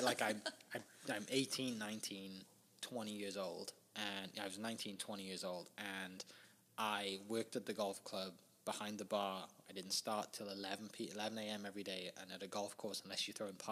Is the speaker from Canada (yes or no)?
no; Bridgend, Wales, United Kingdom; moved away as an adult; now in Oklahoma City, United States; I am originally from Wales in the UK, a town called Bridgend